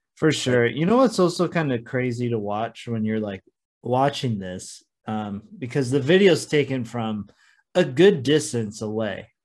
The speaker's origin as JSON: {"language": "English", "region": "Oregon coast", "country": "United States", "tie": "born or raised there", "said": "it is another one from my hometown area"}